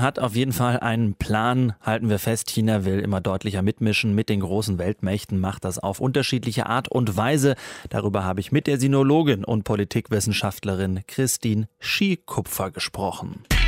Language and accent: German; Pforzheim, Baden-Württemberg, Germany; accent: Baden dialect with Swabian influence; moved away; So spricht man da, wo ich herkomme, ne? Äh, aus dem Badener Land. Manchmal ist da auch ein schwäbischer Einfluss, weil ich komme aus Pforzheim